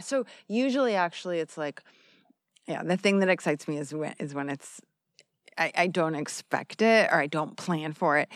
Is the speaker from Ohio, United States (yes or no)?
no; Arizona, United States; moved away as an adult; I'm from the United States